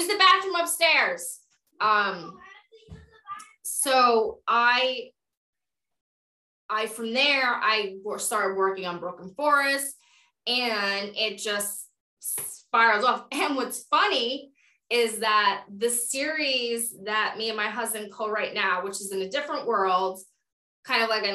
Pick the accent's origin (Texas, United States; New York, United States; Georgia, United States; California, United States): New York, United States; I'm a New Yorker